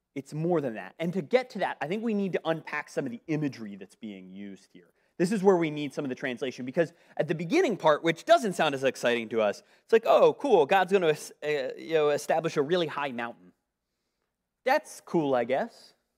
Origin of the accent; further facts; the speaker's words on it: Northeast, United States; moved away; I'm from the Northeast.